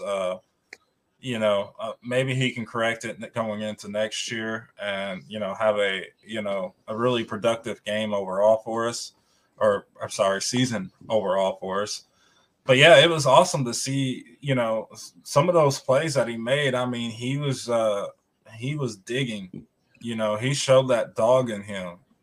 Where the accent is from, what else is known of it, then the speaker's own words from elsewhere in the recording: Tennessee, United States; I'm from Tennessee